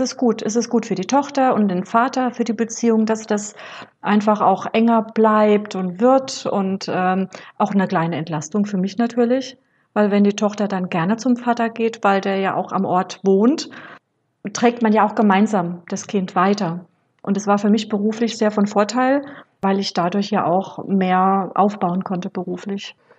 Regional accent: Rhineland-Palatinate, Germany; moved away; bin deswegen nach Rheinland-Pfalz in meine Geburtsstadt

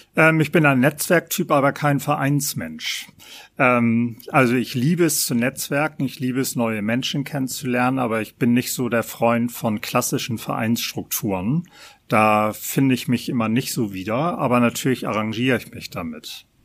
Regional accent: Hamburg, Germany; Hamburger an dritter Generation

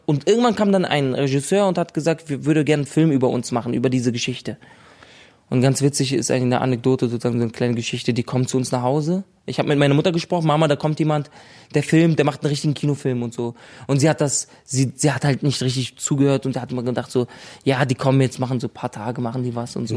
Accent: Berlin, Germany; also born or lived in Lebanon; schon immer haben wir in Berlin gelebt

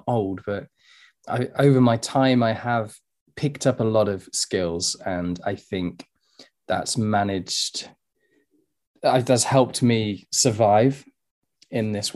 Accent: Sheffield, Yorkshire and the Humber, United Kingdom; also born or lived in Dubai; I'm from England

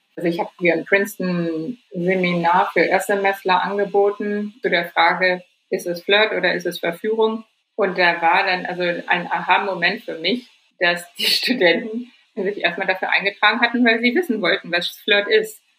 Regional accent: Germany; als Deutsche

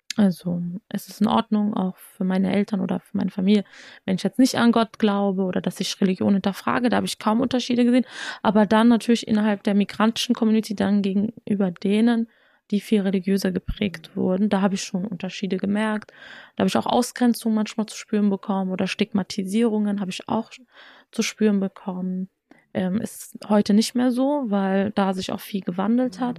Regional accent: Germany; als jemand, der in Deutschland geboren, aufgewachsen ist

